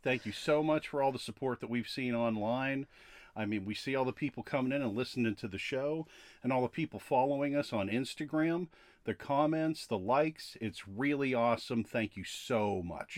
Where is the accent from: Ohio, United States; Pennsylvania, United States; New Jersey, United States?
Pennsylvania, United States; Latrobe; I was born in Latrobe, Pennsylvania